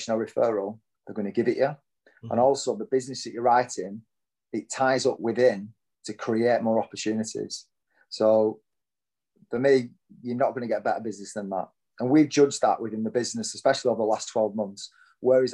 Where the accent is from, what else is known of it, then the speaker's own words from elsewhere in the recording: Lancashire, North West England, United Kingdom; moved away as an adult; now in Hertfordshire, United Kingdom; I am surely born and bred in Lancashire